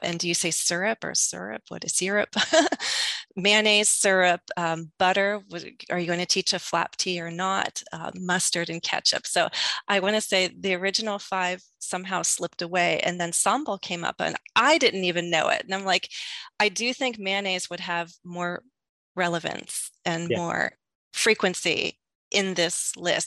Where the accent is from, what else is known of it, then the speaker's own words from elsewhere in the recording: United States; accent: American English; as an American English speaker